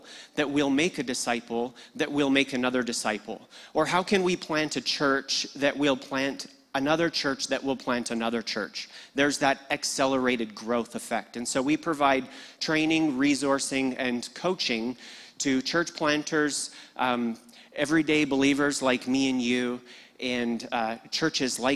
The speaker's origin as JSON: {"language": "English", "town": "Red Deer", "region": "Alberta", "country": "Canada", "tie": "born or raised there", "moved": "as an adult", "lives_now": "Sydney, Australia", "said": "I was born in Red Deer"}